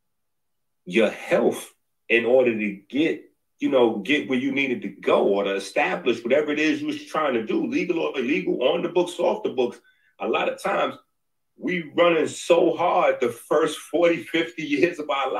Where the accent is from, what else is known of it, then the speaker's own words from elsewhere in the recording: New York City, New York, United States; I'm from 158th Street in the Bronx